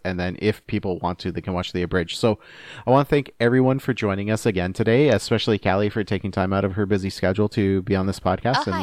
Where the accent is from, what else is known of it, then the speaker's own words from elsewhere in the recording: Canada; as a Canadian